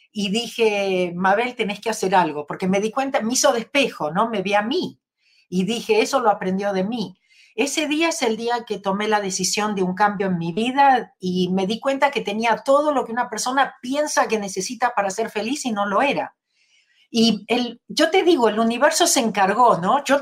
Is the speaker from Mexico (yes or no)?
no; Argentina; moved away as an adult; now in Los Angeles, United States; Nací en Argentina